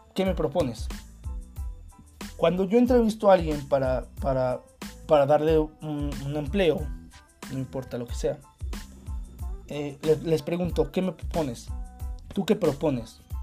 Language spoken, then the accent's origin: Spanish; Mexico; hablando como mexicano